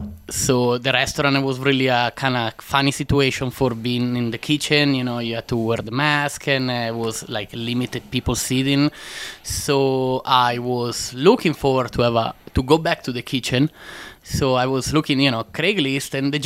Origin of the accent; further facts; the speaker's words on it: Italy; English is a second language; moved away as an adult; now in United States; Born and raised in Italy